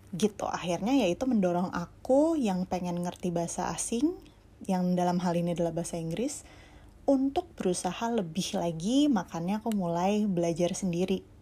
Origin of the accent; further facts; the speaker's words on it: Jakarta, Indonesia; aku dari Jakarta